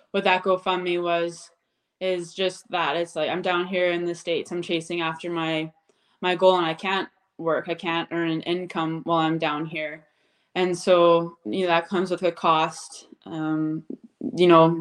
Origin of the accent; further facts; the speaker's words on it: Abbotsford, British Columbia, Canada; now in Red Deer, Canada; I grew up in Abbotsford, BC, but I currently live in Red Deer, Alberta now. We moved in 2014